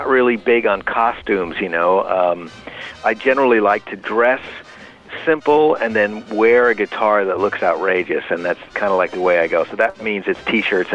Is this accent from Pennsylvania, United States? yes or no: no; New York, United States; moved away as an adult; also born or lived in Berkeley, California; I was just a high school kid growing up in New York